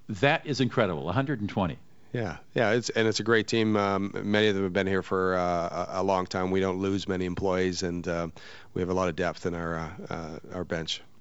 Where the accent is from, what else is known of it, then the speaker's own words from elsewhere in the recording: New Brunswick, Canada; also born or lived in Bermuda; Uh, well, I'm from Canada originally, and I worked. Uh, uh, I grew up on the East Coast, New Brunswick, okay. small town